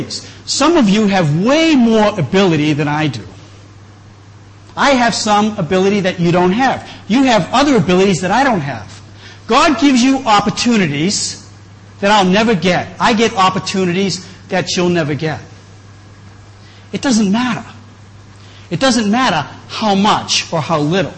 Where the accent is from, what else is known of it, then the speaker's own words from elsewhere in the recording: New England, just outside of Boston, Massachusetts, United States; moved away; also born or lived in Chiang Mai; I grew up in New England, just outside of Boston